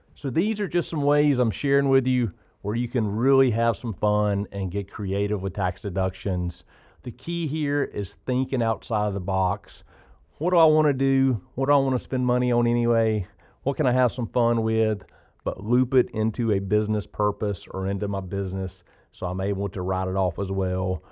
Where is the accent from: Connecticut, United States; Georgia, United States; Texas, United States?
Georgia, United States; South; also born or lived in Oconee County, Georgia; growing up in South Georgia